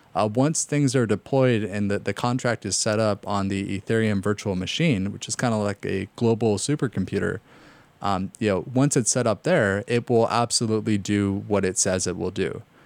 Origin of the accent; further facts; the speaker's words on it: Los Angeles, California, United States; I grew up in North Hollywood